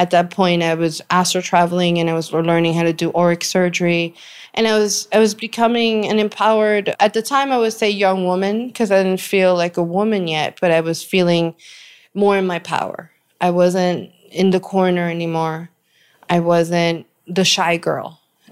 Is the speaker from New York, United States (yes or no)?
yes; New York, United States; Growing up in New York, we had the Caribbean Santeria culture